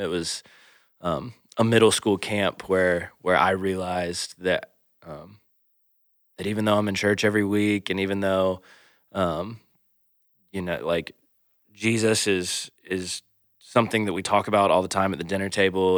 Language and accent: English; Atlanta, Georgia, United States; moved away as an adult; also born or lived in Macon, Georgia; now in Iowa, United States; we both grew up, uh, born and raised in Atlanta, Georgia